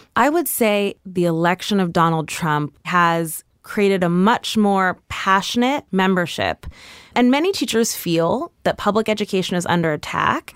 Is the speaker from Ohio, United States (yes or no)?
no; New York City, New York, United States; I grew up on one hundred six between West End and Riverside.